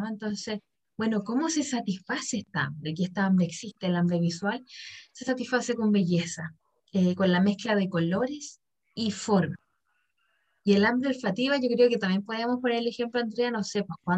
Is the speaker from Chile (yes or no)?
yes; Chile; No, pues, soy bien chileno.